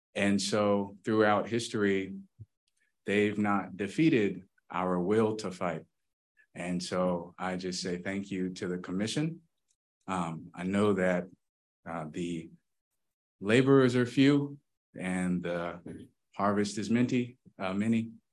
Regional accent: Berkeley, California, United States; also born or lived in Ohio; now in San Francisco, United States; I was born in Berkeley, and my mother and I moved to Ohio after the financial crisis, and I moved back here

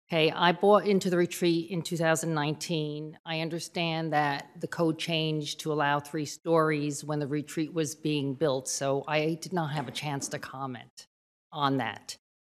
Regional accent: Connecticut, United States; My husband Marshall, who's here, and I rented out in the desert for 11 years before we purchased. We come from Connecticut, and Connecticut's also very pretty.

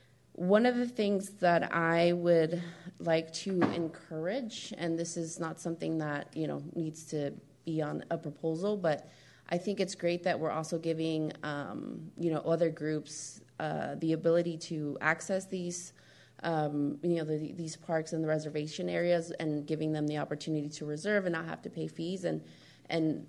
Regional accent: Marin County, California, United States; my experiences growing up in Marin County

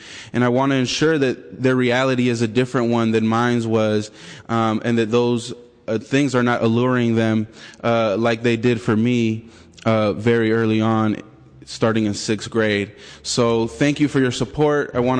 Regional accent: San Francisco Bay Area, California, United States; also born or lived in Oakland, United States; I'm here to speak as a San Francisco resident. I was born here in San Francisco's Mission District and grew up in East Oakland and in the Excelsior where I live now.

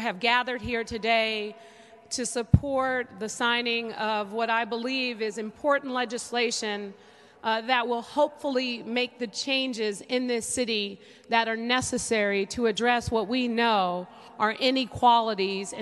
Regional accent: San Francisco, California, United States; growing up in San Francisco

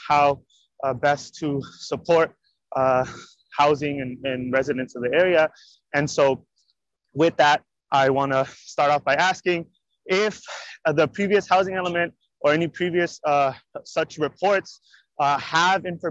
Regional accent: Hayward, California, United States; I was born and raised in the Hayward area, borderline with Cherryland

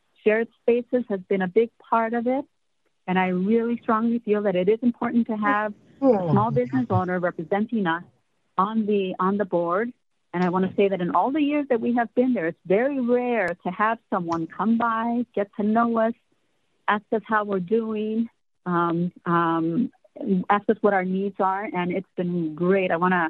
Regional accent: San Francisco, California, United States; I'm born and raised in San Francisco. I'm committed to San Francisco and our Latino community.

